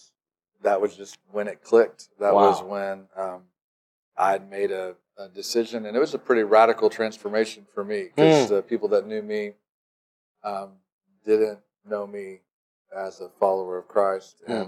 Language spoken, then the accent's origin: English; Illinois, United States; Well, the quick version of it is I grew up in Illinois.